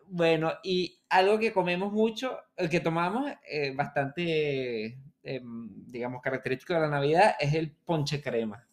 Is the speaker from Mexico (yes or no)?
no; Venezuela